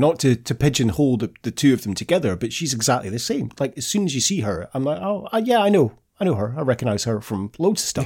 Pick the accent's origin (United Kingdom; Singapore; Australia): United Kingdom; Scotland; we're Scottish